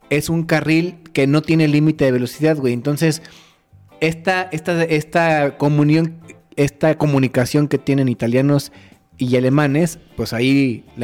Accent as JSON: {"language": "Spanish", "country": "Mexico", "said": "Así somos los mexicanos"}